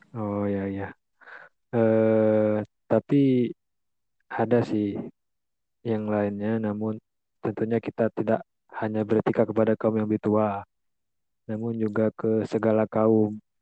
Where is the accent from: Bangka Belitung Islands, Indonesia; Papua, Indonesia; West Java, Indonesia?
Bangka Belitung Islands, Indonesia; saya dari Bangka Belitung